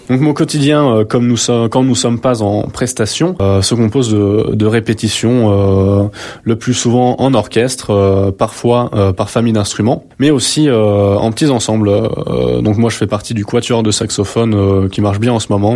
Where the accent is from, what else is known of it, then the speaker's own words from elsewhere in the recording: Haute-Savoie, Auvergne-Rhône-Alpes, France; moved away as an adult; also born or lived in Besançon; now in Lyon, France; je suis originaire de Haute-Savoie